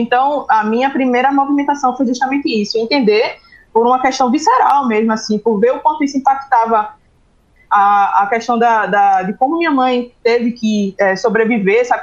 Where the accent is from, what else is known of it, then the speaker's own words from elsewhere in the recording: Recife, Pernambuco, Brazil; Eu sou natural do Recife, moro aqui, a sede da empresa é aqui. Eu nasci e me criei no subúrbio daqui